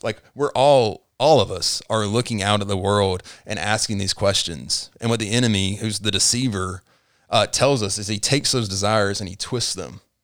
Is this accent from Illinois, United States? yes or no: no; Tifton, Georgia, United States; moved away as an adult; also born or lived in Chattanooga, Tennessee; now in Rome, United States; I grew up in Tifton, Georgia